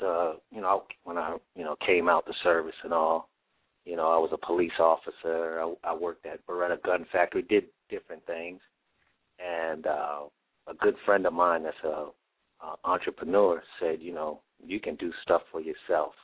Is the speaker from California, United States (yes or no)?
no; New York, United States; growing up in New York